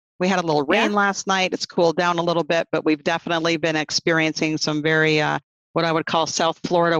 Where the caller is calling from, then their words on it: Burlington, Ontario, Canada; I am calling you from Burlington, Ontario, which is just about a half an hour southwest of Toronto.